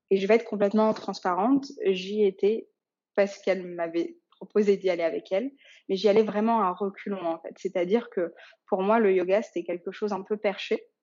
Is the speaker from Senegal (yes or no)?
yes; Dakar, Senegal; born there; Euh, je suis née notamment au Sénégal, euh, à Dakar, où sont mes grands-parents encore maternels aujourd'hui.